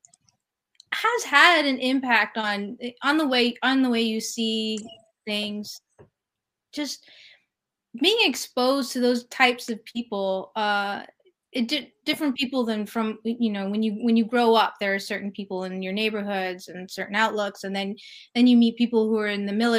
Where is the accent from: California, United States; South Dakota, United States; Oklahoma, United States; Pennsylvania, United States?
California, United States; moved away as an adult; also born or lived in New York City; I'm from California.